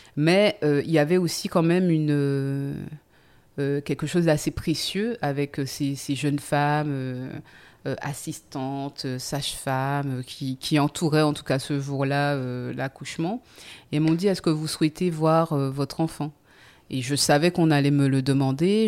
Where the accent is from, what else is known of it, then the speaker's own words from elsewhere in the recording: Les Abymes, Guadeloupe; also born or lived in Vieux-Habitants; je suis née aux Abîmes